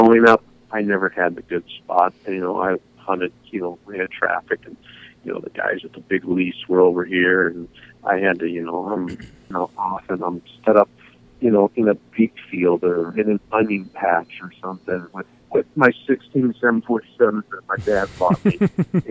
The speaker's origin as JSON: {"language": "English", "town": "Boise", "region": "Idaho", "country": "United States", "tie": "born or raised there", "also_born_or_lived": "Fond du Lac, Wisconsin", "lives_now": "Washington, United States", "said": "my folks moved us to Boise, Idaho, when I was in the fifth grade"}